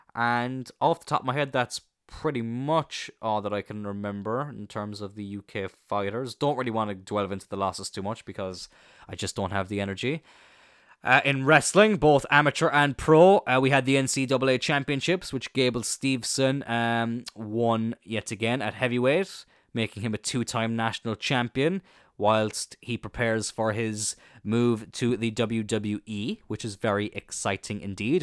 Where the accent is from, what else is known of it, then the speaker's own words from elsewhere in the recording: Ireland; I'm Irish